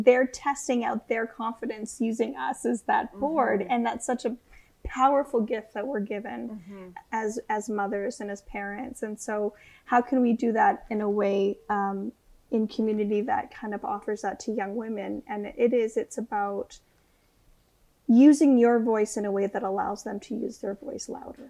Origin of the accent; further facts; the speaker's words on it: Canadian Shield, Canada; So I come from Precambrian Canadian Shield. So yeah. Pink granite, really deep waters, really big lakes and rivers, portages.